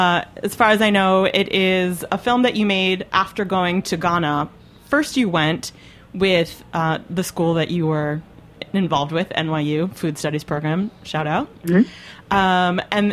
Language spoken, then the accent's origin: English; Brooklyn, New York, United States; So I was like, oh, I'm from Brooklyn.